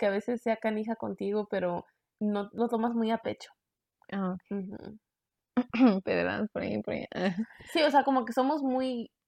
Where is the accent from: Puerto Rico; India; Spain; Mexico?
Mexico; now in United States; Es que crecí en México. O sea, sí crecí aquí en Estados Unidos, pero también crecí en México.